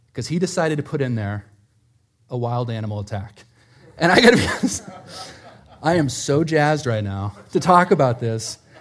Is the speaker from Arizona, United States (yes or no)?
yes; Prescott, Arizona, United States; moved away; I grew up in Prescott, Arizona